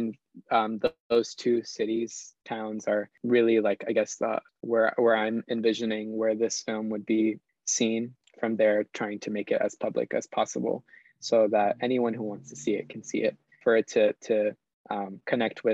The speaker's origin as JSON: {"language": "English", "town": "Dover", "region": "New Jersey", "country": "United States", "tie": "born or raised there", "also_born_or_lived": "Armenia, Colombia", "said": "here in my hometown of Dover, New Jersey"}